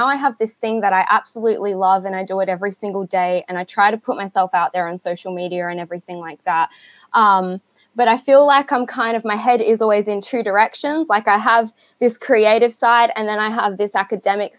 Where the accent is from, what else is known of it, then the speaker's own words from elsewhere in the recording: Adelaide, South Australia, Australia; I'm from Australia. I live in Adelaide, so I'm one state over.